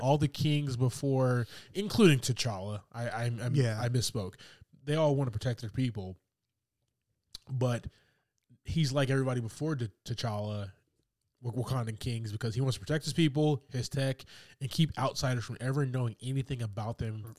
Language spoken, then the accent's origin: English; the South, United States; Because we're from the South.